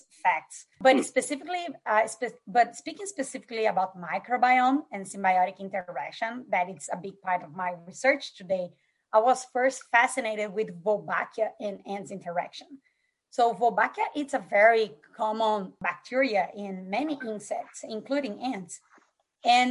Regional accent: Brazil; moved away; I grew up in Brazil, as I'm Brazilian

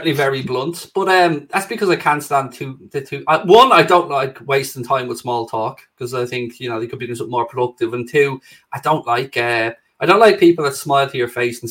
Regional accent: Ireland; being Irish

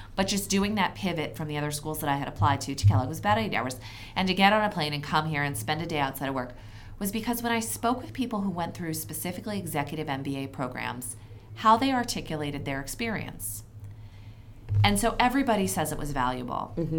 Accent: Philadelphia, Pennsylvania, United States; now in Connecticut, United States; my hometown of Philadelphia

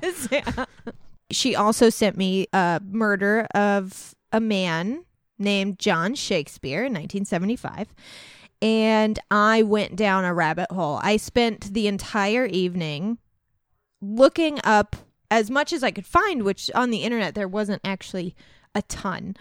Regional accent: Centralia, Illinois, United States; moved away; We're from Centralia.

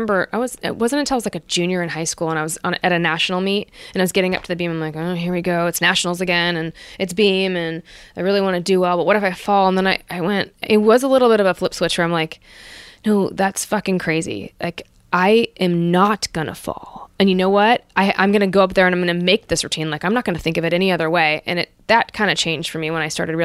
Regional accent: Santa Rosa, California, United States; also born or lived in Los Angeles, California; I'm this kid from Santa Rosa, California

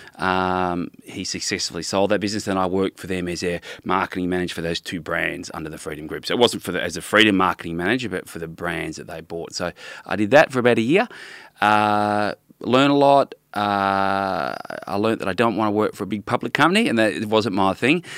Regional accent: Melbourne, Victoria, Australia; moved away as an adult; also born or lived in Brisbane / London; I was from Melbourne originally, lived in Brisbane for a bit, back in Melbourne, uh, then, uh, doing high school, and then I was studied in London

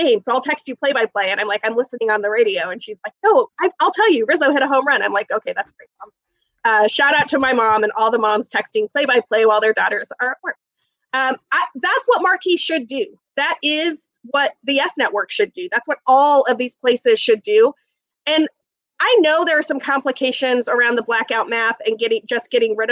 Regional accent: Utah, United States; moved away; my hometown in Utah

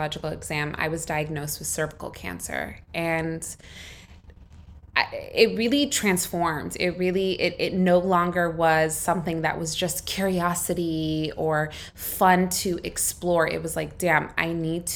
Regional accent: United States; moved away; I grew up in the States. My parents immigrated to California from Egypt

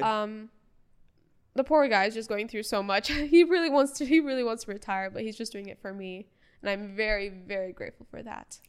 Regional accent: Bahrain; first language English; My first language was English. but born and raised in Bahrain

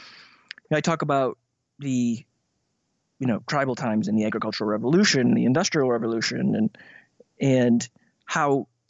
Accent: Midwest, United States; I grew up in the Midwest and kind of bounced around.

